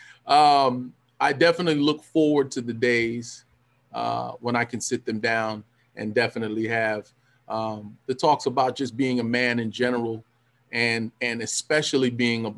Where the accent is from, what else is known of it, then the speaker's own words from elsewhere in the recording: California, United States; I'm from California